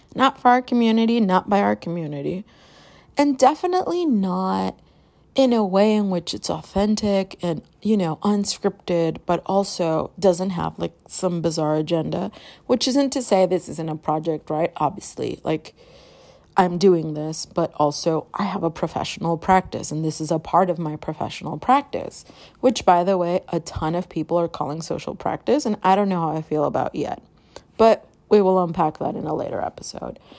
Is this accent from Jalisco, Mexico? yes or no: yes; Guadalajara, Jalisco, Mexico; moved away; I was born in Guadalajara, and I grew up in Guadalajara. Like, I bounced back and forth on what's called a transnational child.